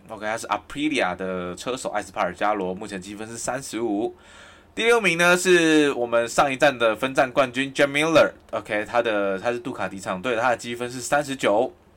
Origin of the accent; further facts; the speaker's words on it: Kaohsiung, Taiwan; now in Taipei, Taiwan; 因为我是高雄人